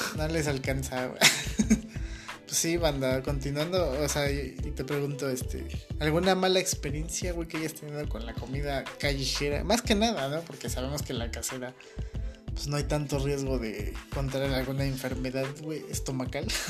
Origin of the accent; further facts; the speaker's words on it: Mexico; los mexicanos comemos muchas vísceras